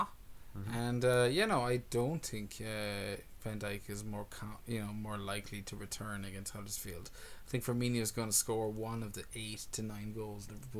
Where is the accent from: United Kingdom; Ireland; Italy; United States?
Ireland; We're an Irish podcast